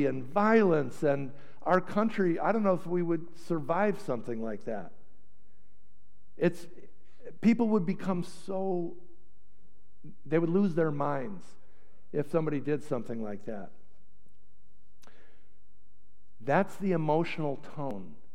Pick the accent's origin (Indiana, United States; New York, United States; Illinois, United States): Illinois, United States; Chicago; moved away as an adult; also born or lived in Potomac, Maryland; I'm from Chicago